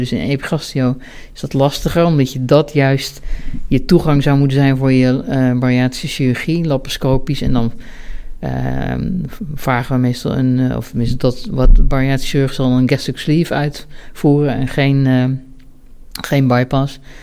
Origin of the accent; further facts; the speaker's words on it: Ede, Gelderland, Netherlands; also born or lived in Bennekom; ik ben opgegroeid in Ede, op de Veluwe